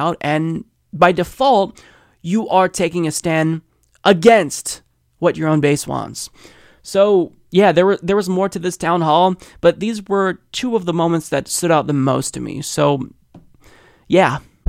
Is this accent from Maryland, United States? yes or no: yes; Baltimore, Maryland, United States; I mentioned earlier to Jesus that I'm from Baltimore. That's where it was written during the War of 1812. So I'm very possessive of it.